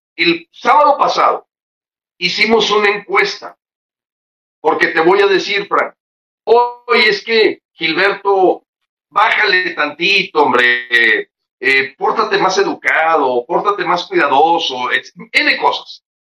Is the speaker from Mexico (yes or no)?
yes; Mexico; como mexicanos